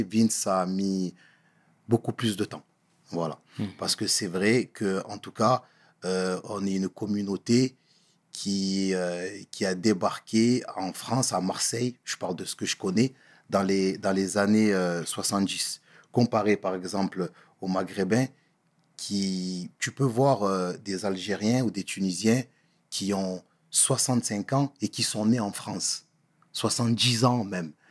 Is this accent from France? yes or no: no; Comoros; voilà, je suis un Comorien. Donc, euh, les coutumes étaient bien évidemment là.